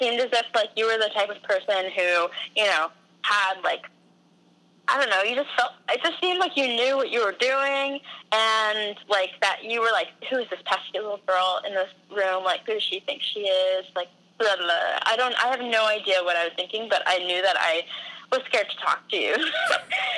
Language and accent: English; United States; also born or lived in New Jersey; New Jersey. I'm from, like, both places, kind